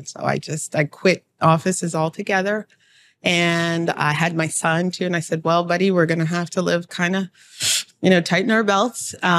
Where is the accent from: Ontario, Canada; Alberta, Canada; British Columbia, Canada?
Ontario, Canada; Toronto; Well, I am from Toronto.